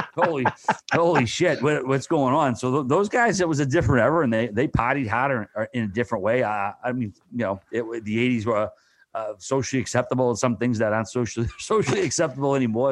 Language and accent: English; Boston, Massachusetts, United States; I'm from Boston